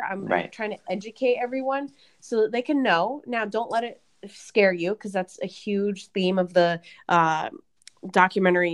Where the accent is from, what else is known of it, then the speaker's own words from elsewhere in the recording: right outside of Portland, Oregon, United States; I grew up in right outside of Portland, Oregon